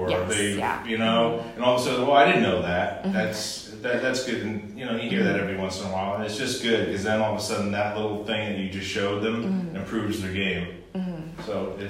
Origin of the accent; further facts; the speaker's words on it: New Jersey, United States; moved away as an adult; also born or lived in Florida; I was brought up in New Jersey